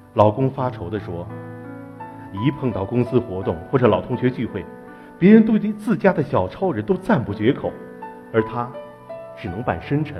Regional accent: Zhengzhou, Henan, China; 我生活在，我生长在河南郑州的一个非常普通的家庭。我的父亲是一名话剧演员，我的母亲是一名京剧演员

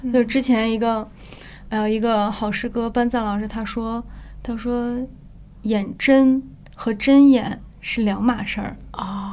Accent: Northeast China, China; accent: Northeastern; moved away; 说得有点像东北话，因为我们是东北人

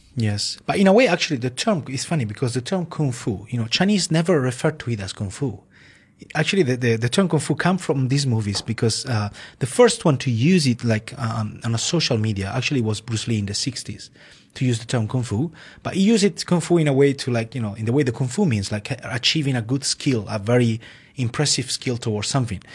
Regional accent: Italy; born or raised there; English is a second language

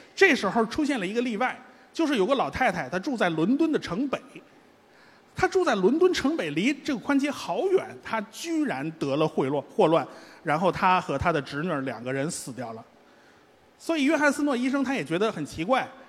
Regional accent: Beijing, China; 我们北京人

